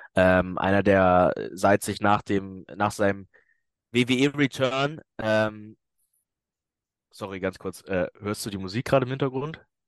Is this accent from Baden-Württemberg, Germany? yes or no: no; Hamburg, Germany; moved away; weil Hamburg meine Heimatstadt ist